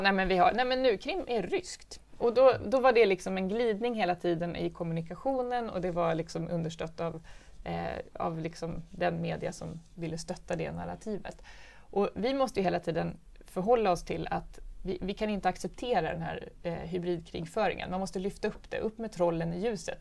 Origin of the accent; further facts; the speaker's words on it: Stockholm, Stockholm County, Sweden; Jag är från Hässelby. Det är, det är, jag är uppväxt på en fritidsgård där min pappa jobbade och min mamma var lärare i Hässelbygårdsskolan.